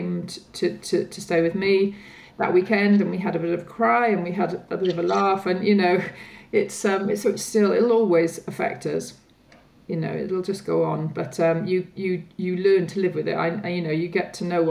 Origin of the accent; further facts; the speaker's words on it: Wales, United Kingdom; now in London, United Kingdom; I'm from Wales, and a group of us old school friends get together, you know, every so often in Wales